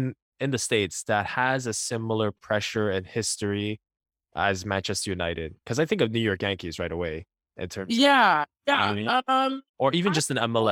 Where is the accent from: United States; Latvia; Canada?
Canada; Montreal, Quebec; I'm from Montreal, so I'm a Montreal fan.